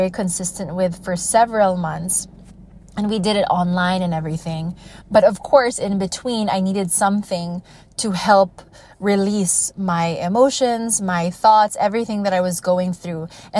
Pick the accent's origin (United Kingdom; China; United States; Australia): United States; now in Iloilo City, Philippines; I grew up in the States